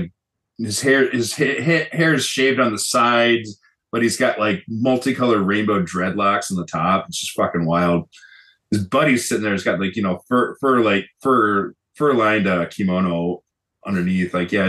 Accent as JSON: {"language": "English", "town": "Kitakyushu", "region": "Fukuoka", "country": "Japan", "tie": "born or raised there", "said": "That's actually a fun fact. That's actually my hometown in Japan. It's the first place I lived."}